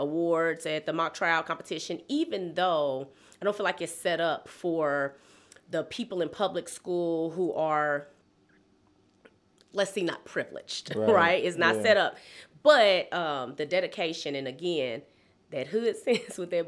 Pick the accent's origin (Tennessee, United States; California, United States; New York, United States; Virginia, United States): Tennessee, United States; Nashville; also born or lived in Murfreesboro, Tennessee; I was from Stratford. I went to Stratford